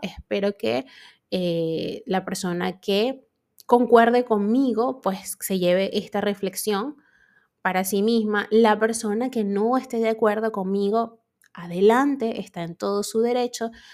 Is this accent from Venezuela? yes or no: yes; Venezuela; yo actualmente vivo en Venezuela